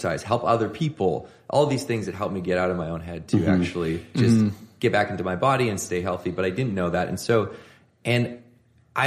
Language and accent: English; Victoria, British Columbia, Canada; So I grew up in Victoria